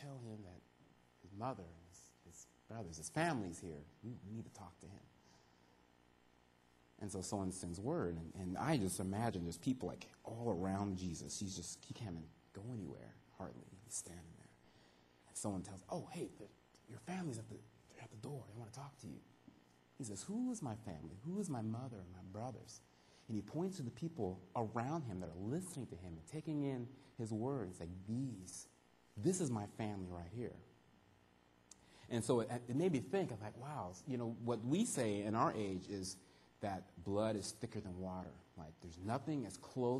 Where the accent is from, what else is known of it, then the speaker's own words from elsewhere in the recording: California, United States; moved away as an adult; also born or lived in York, Nebraska / Arizona; now in Canada; From California, that's where I grew up